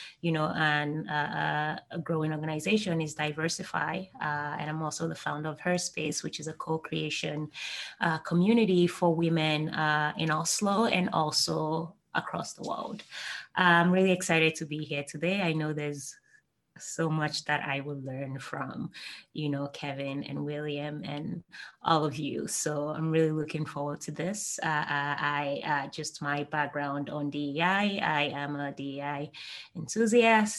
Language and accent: English; Nigeria; also born or lived in United States / Netherlands / United Kingdom; now in Norway; I am Nigerian.